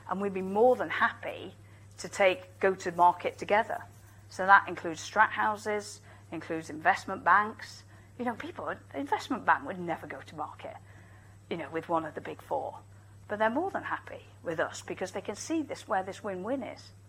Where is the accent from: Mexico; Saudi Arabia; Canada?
Saudi Arabia; I'm from Saudi Arabia and I'm the director of the Saudi premarital screening program.